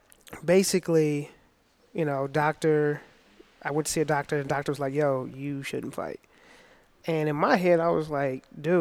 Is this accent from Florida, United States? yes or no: no; Cahokia, Illinois, United States; now in Granite City, United States; Cahokia is my hometown.